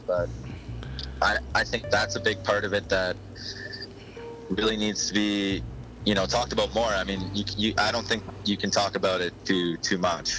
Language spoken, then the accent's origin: English; Olds, Alberta, Canada; I went back to Olds, which is you know a small town where I grew up